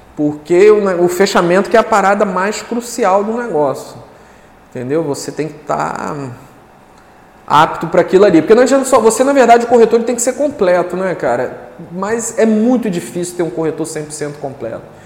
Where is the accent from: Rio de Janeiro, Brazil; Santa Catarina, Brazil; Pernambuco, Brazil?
Rio de Janeiro, Brazil; Duque de Caxias; moved away as an adult; now in Guarapari, Brazil; eu sou sou carioca, né? Sou carioca da Baixada Fluminense